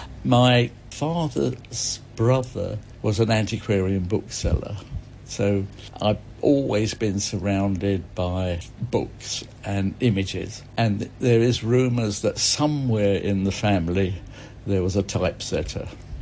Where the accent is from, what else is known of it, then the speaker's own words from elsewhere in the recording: East Barnet, London, United Kingdom; In Hertfordshire. In East Barnet.